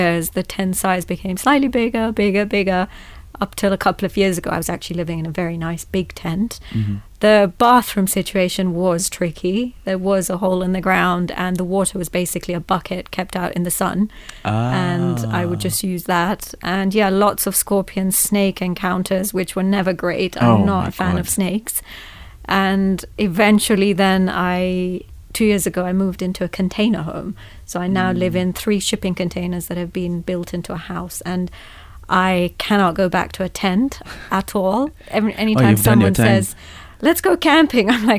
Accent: Nairobi, Kenya; moved away as an adult; now in Samburu, Kenya; I was born and raised here in Nairobi

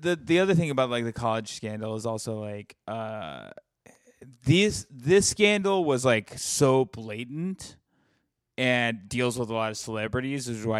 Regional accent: Alabama, United States; real memorial back home is a memorial to the Freedom Riders because the Ku Klux Klan bombed their bus in my hometown.

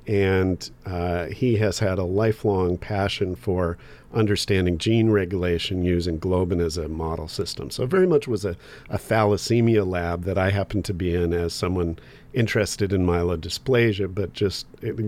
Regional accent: New Jersey, United States; born there; I was born in New Jersey, but that was an accident of the Vietnam War.

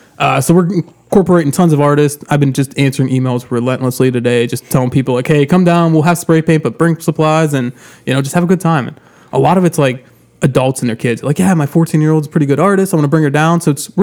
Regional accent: New Kensington, Pennsylvania, United States; I was born and raised in New Kent.

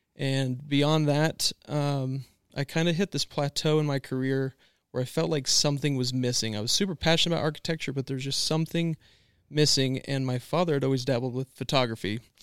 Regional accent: Washington, United States; moved away; also born or lived in Emmett, Idaho / Lewiston, Idaho / California; I'm born and raised in Washington State.

